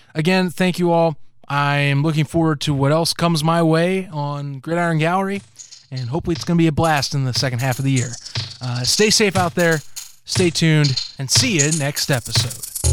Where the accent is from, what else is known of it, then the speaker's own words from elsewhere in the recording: United States; us Americans